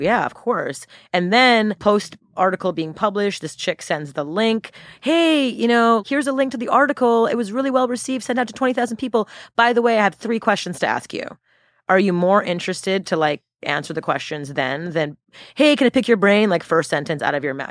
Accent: Montreal, Quebec, Canada; moved away; I'm from Montreal, born and raised

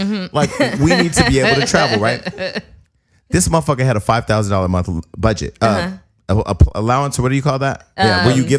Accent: Bay Area, California, United States; I'm from the Bay Area.

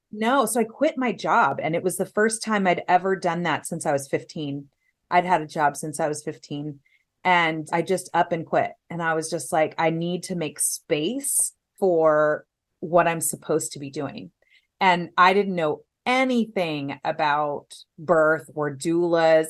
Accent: Los Angeles, California, United States; also born or lived in Orange County, California / Temecula, California; now in San Diego, United States; Los Angeles

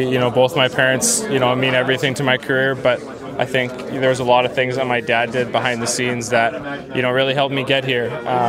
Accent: Canada; moved away as an adult; now in Las Vegas, United States; growing up in Canada

